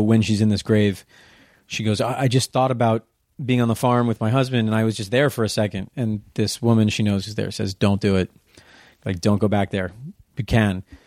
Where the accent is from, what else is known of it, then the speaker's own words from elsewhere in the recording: Darien, Connecticut, United States; I grew up in Darien, Connecticut